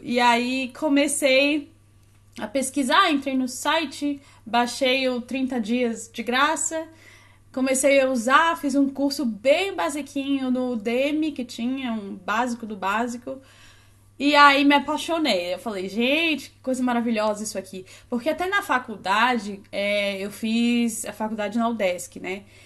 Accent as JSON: {"language": "Portuguese", "town": "Florianópolis", "region": "Santa Catarina", "country": "Brazil", "accent": "Florianópolis (sing-song, S becomes X)", "moved": "yes", "said": "Sou de Floripa, dá até certo, né, para perceber pelo sotaque. Fala, canta... Fala cantadinho, o S vira X."}